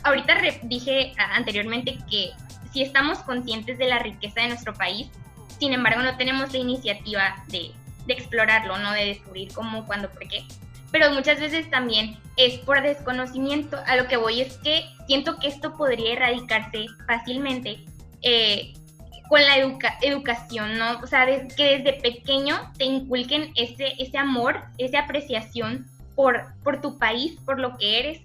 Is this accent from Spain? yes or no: no; Mexico; como mexicanos